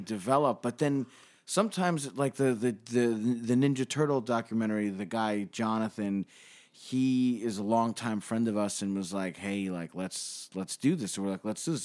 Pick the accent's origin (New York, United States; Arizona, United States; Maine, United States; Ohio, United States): New York, United States; New York City; We grew up in Bay Ridge